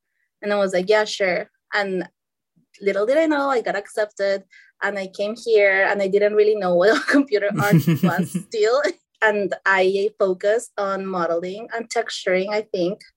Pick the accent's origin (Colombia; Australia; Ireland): Colombia; moved away as an adult; also born or lived in Los Angeles, United States; now in United States; I'm from Colombia. I came to the States to just study computer art